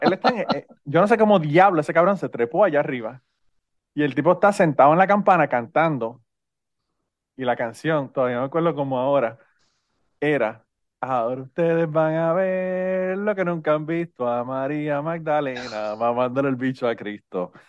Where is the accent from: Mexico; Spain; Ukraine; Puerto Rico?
Puerto Rico; Utuado; los utuadeños nacemos